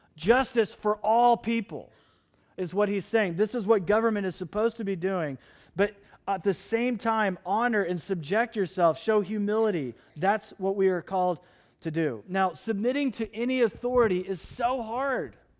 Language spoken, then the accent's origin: English; United States; people who grew up in the United States that follow Jesus